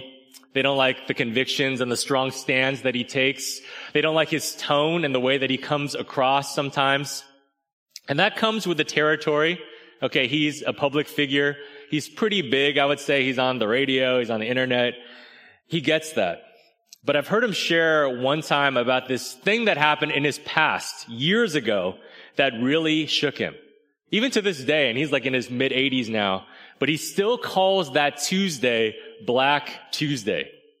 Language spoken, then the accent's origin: English; California, United States; I had to learn the hard way that not everyone thought it was super great that I was from California.